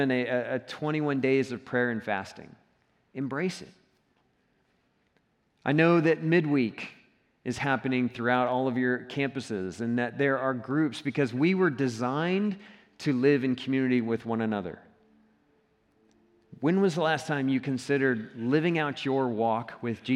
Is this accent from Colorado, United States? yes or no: yes; Colorado, United States; I'm from Colorado, I'm not from Texas.